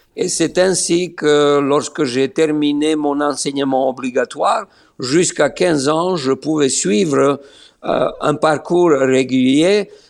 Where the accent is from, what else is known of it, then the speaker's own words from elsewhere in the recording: Niš, Serbia; moved away as an adult; also born or lived in Belgrade; now in Israel; je suis né à Niche